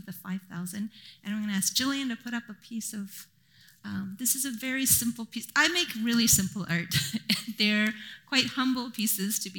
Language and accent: English; Japan; now in Vancouver, Canada; I grew up in Japan